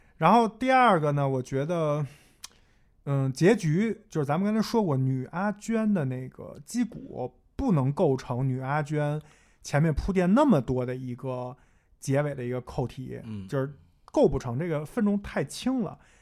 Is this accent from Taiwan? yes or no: no; northern China, China; 我因为作为一个北方人